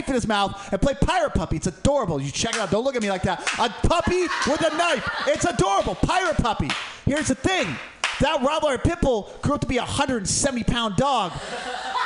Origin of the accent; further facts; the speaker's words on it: Portland, United States; I grew up poor in Portland